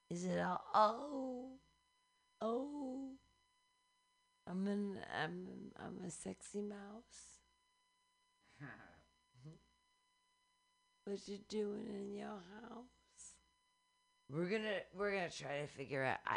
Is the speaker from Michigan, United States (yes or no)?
yes; Michigan, United States; I'm from Michigan.